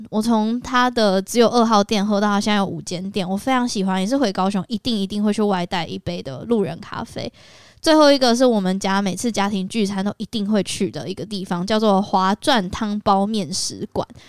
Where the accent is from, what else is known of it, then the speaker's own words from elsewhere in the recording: Kaohsiung, Taiwan; moved away; 因为我是高雄人